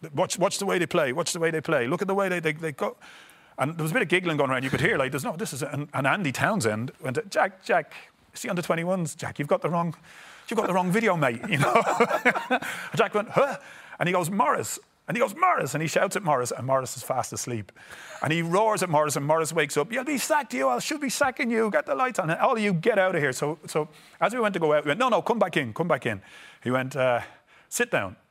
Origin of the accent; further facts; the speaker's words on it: Ireland; moved away; being these Irish stars, that when we come home to Ireland